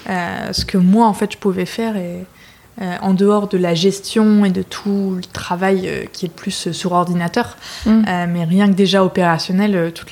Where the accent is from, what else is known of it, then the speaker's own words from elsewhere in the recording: Lille, Hauts-de-France, France; moved away as an adult; also born or lived in United States / Mexico; je suis lilloise d'origine. je suis partie quelques temps pour faire mes études. J'ai vécu un peu à l'étranger aussi, aux États-Unis, au Mexique.